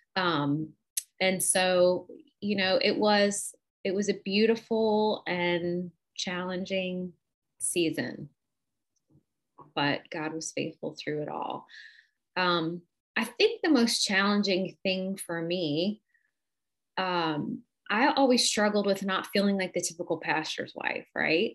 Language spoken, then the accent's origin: English; Cleveland, Ohio, United States; moved away as an adult; I am from Cleveland, Ohio